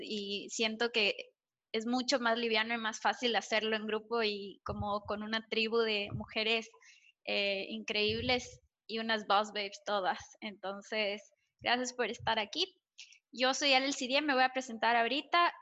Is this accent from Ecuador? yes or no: yes; Ecuador; en Ecuador tenemos, una, tenemos, por lo menos cuando yo crecía, una sociedad bastante conservadora